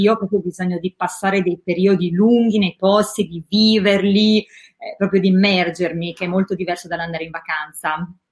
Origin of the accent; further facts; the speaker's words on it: Rimini, Emilia-Romagna, Italy; moved away as an adult; also born or lived in Milan; sono nata a Rimini, no? Sì. E, ehm, fino a 18 anni sono quasi, stata quasi sempre a Rimini